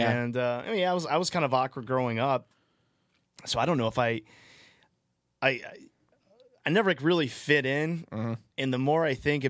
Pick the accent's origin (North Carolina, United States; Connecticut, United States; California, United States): North Carolina, United States; I'm from North Carolina.